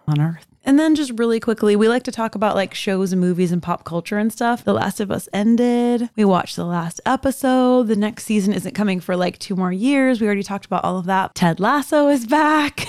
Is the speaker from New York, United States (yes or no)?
no; Miami, Florida, United States; also born or lived in Orlando; I was born and raised in South Florida